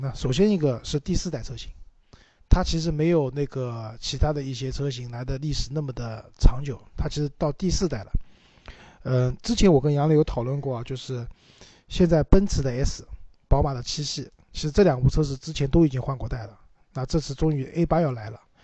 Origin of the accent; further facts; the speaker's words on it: Shanghai, China; 我们上海话叫虚头巴脑的